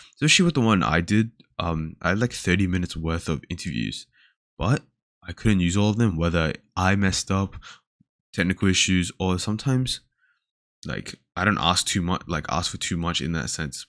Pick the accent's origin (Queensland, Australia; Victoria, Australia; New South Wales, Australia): New South Wales, Australia; Sydney; now in Melbourne, Australia; I was born in Sydney